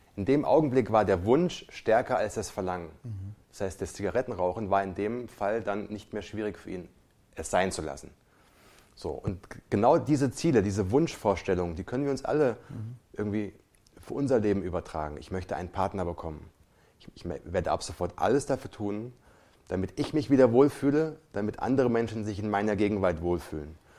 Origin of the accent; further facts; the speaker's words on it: Germany; bei uns in Deutschland